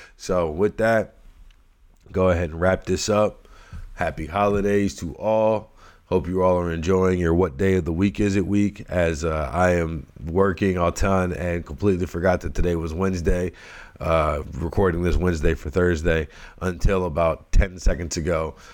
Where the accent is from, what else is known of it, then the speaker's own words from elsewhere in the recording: New Orleans, Louisiana, United States; moved away; I'm born and raised in New Orleans originally